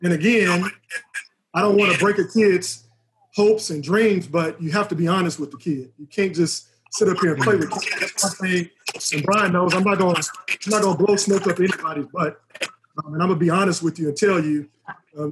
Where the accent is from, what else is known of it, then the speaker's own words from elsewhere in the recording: Houston, Texas, United States; I grew up in Houston in Third Ward